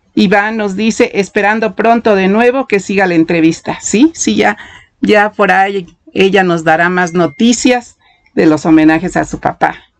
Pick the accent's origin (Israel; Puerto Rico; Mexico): Mexico; como mexicanos